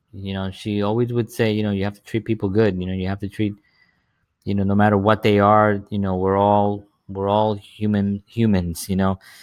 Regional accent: New York City, New York, United States; I grew up in the South Bronx during the seventies and the eighties

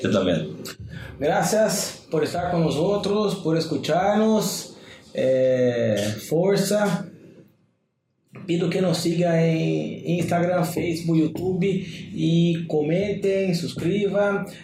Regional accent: Salto, Uruguay; O sea, yo y mi señora nascemos acá, mas somos de Salto

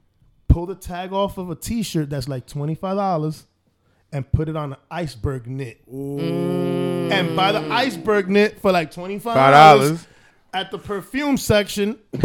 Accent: Manhattan, New York, United States; because I'm from uptown. I'm from Manhattan originally.

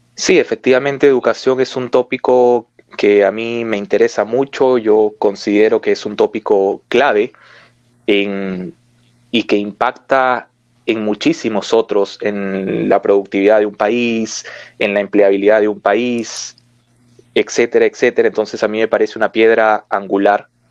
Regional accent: Peru; en mi país

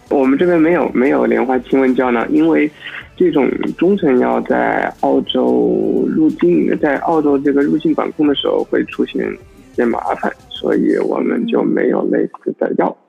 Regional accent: Wuhan, Hubei, China; moved away as an adult; now in Australia; 因为我本身是武汉人嘛

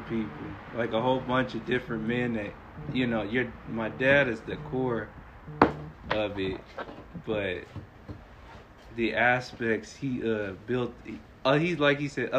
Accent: Torrance, California, United States; I grew up in Torrance.

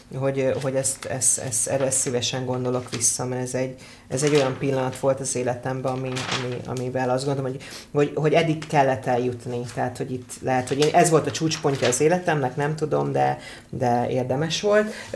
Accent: Hungary; moved away as an adult; also born or lived in England; én azért jöttem haza, mert én azt gondolom, hogy én magyar ember vagyok

